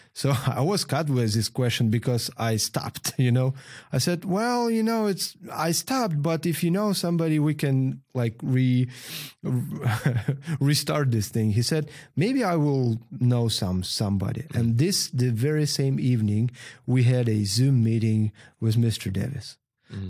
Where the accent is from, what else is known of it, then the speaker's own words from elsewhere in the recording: Pervomaisk, Luhansk Oblast, Ukraine; English is a second language; moved away as an adult; now in Gdansk, Poland; We're from Donbass originally, from small coal mine city called Pervomaisk